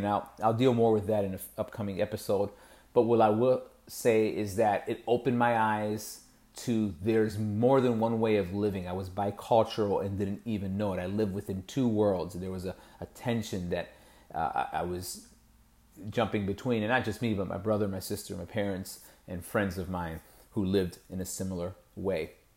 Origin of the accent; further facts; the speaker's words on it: Lorain, Ohio, United States; grew up in Lorraine, went to, you know, kindergarten through twelfth grade there